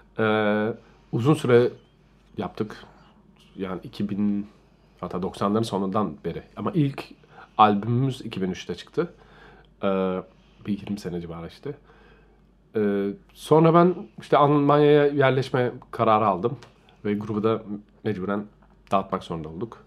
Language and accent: Turkish; Istanbul, Turkey; moved away as an adult; now in Germany; İstanbul'da doğdum, büyüdüm